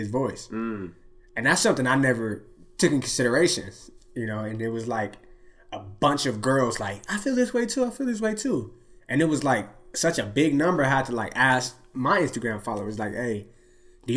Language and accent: English; Long Beach, California, United States; I grew up in Long Beach where it's a lot of many different races